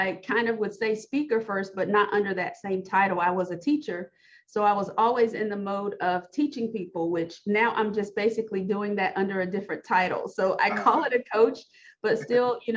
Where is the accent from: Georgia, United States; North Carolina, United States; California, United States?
North Carolina, United States; moved away as an adult; now in Missouri, United States; I'm originally from North Carolina. So my husband's job got relocated to Missouri